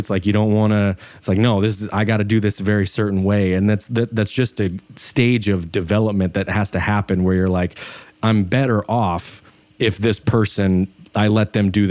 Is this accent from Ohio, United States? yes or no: no; Idaho, United States; I live in Idaho. I'm from Idaho